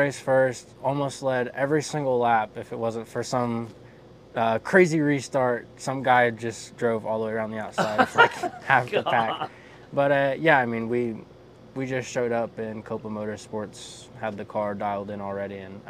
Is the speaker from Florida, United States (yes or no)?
yes; Florida, United States